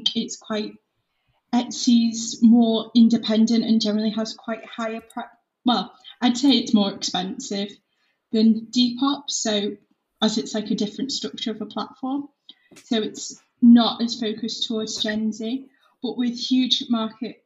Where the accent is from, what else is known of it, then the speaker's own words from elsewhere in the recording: Liverpool, North West England, United Kingdom; also born or lived in Leeds; I'm 20, I'm from Liverpool